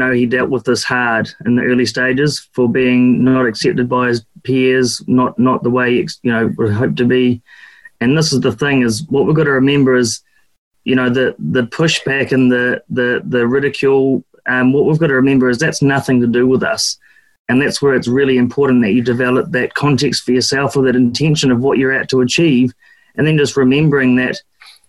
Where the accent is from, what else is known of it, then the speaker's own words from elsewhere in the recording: Duntroon, Otago, New Zealand; also born or lived in Oamaru; I was brought up in Duntroon up the Waitaki Valley, and then went to school in Oamaru.